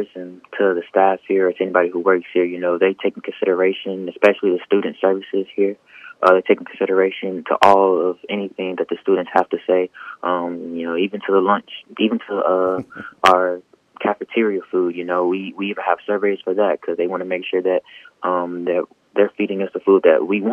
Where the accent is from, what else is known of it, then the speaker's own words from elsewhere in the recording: Canton, Mississippi, United States; also born or lived in Madison, Mississippi; I'm from Ken, Mississippi.